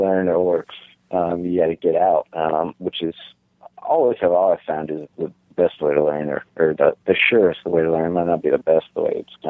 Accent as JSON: {"language": "English", "town": "Las Vegas", "region": "Nevada", "country": "United States", "tie": "born or raised there", "said": "you don't really think about the Vegas side of it until you're a little bit older. I mean, outside the Strip, Vegas is the same as any other place"}